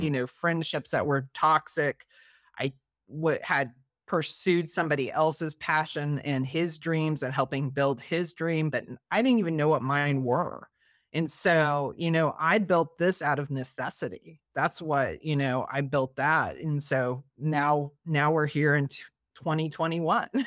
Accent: Missouri, United States; now in Maryland, United States; I'm originally from Missouri

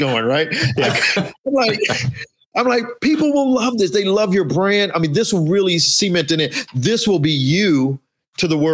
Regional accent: Chicago, Illinois, United States; also born or lived in Costa Rica; I'm from Chicago

